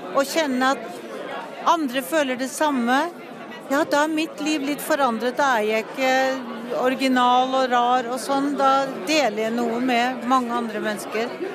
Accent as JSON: {"language": "Norwegian", "country": "Norway", "said": "eller du er født i Norge, som i hvert fall så er jeg norsk."}